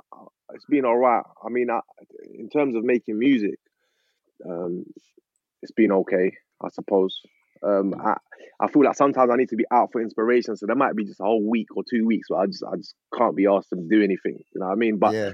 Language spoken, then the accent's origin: English; London, United Kingdom; now in Essex, United Kingdom; Like, raised in East Ham. Like, so I was born in Newham General Hospital. So from then I moved there. And then, so since then I've been here.